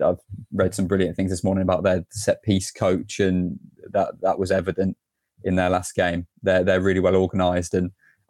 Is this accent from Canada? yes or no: no; England, United Kingdom; as an Englishman